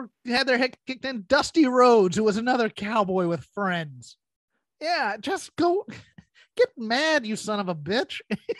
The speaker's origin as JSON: {"language": "English", "region": "New York", "country": "United States", "said": "I'm from Long Island."}